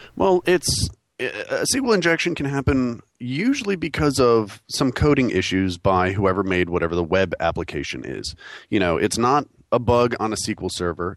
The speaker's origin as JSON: {"language": "English", "region": "New York", "country": "United States", "tie": "born or raised there", "moved": "yes", "lives_now": "North Carolina, United States", "said": "I'm a New Yorker, born and bred"}